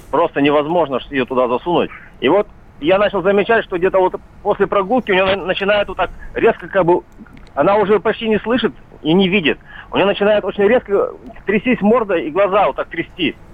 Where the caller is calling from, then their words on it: Miass, Chelyabinsk Oblast, Russia; Я живу в Миасе, у нас семь собак на три квартиры